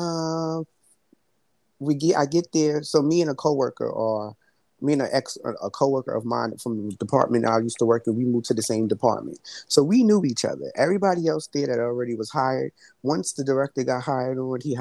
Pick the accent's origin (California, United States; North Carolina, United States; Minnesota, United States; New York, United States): New York, United States; New York City; I'm from Brooklyn